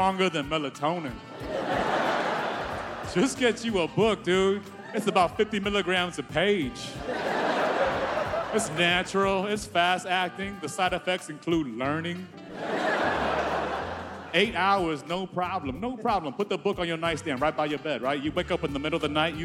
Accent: Houston, Texas, United States; I'm originally from Texas. I grew up in Houston

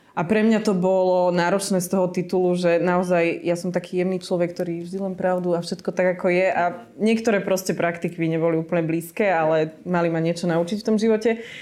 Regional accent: Slovakia; moved away as an adult; ja som odišla zo Slovenska

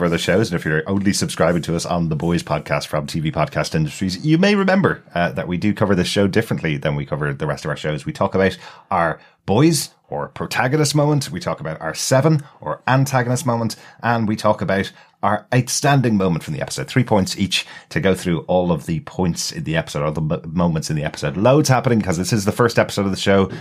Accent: Dublin, Leinster, Ireland; accent: Dublin; my Dublin accent

